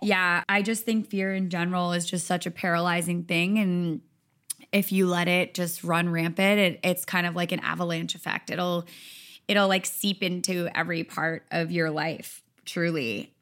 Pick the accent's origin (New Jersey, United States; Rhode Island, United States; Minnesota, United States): Rhode Island, United States; moved away as an adult; also born or lived in Nashville / Los Angeles; I'm from Rhode Island